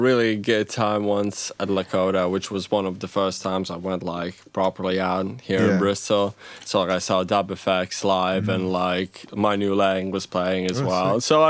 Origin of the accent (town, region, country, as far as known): Latvia